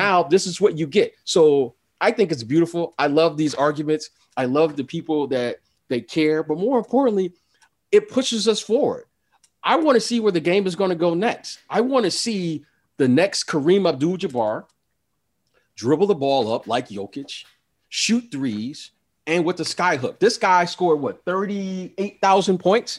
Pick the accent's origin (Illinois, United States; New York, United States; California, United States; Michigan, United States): Michigan, United States; Detroit; I'm from Detroit